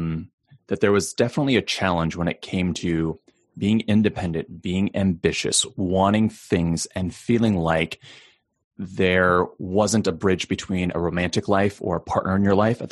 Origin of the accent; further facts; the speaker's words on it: United States; being Chinese American